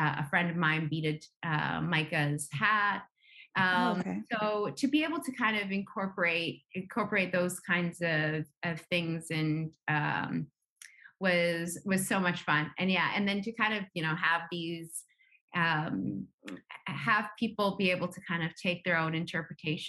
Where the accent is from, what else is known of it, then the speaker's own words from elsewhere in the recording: Nunavut, Canada; growing up in Nunavut